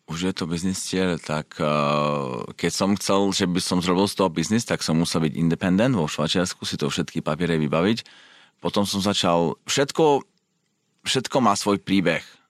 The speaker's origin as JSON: {"language": "Slovak", "country": "Slovakia", "also_born_or_lived": "England / United States", "moved": "as an adult", "lives_now": "Switzerland", "said": "ja som odišiel zo Slovenska, keď som mal 20, 21 rokov"}